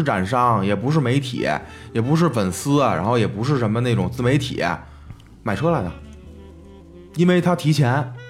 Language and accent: Chinese; Beijing, China; 在从小在这儿长大嘛，就是也从内心也更希望北京会有更有秩序。